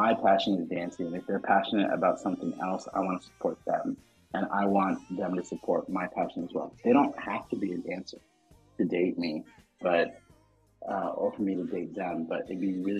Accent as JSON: {"language": "English", "country": "Madagascar", "moved": "yes", "said": "I am from Madagascar. I do have a Malagasy passport"}